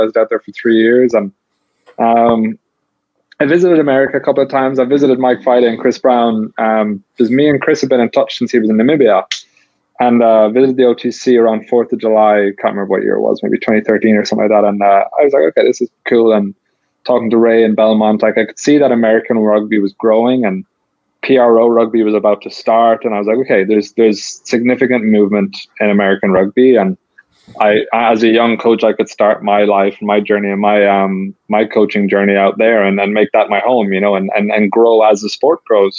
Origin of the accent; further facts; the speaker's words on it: Limerick, Munster, Ireland; moved away; I'm from Limerick, which is like where Munster rugby is based